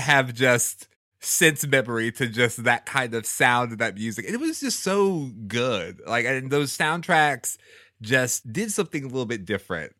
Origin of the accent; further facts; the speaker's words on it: Houston, Texas, United States; I grew up in Houston